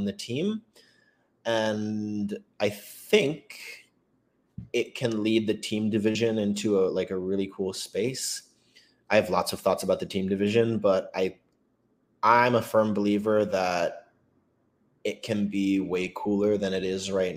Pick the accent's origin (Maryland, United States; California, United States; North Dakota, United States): Maryland, United States; moved away as an adult; also born or lived in Boston, Massachusetts; I'm from Maryland